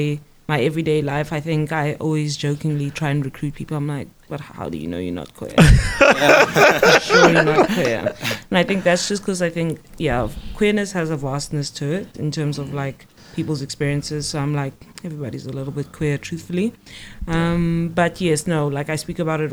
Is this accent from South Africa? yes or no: yes; South Africa; South African as well.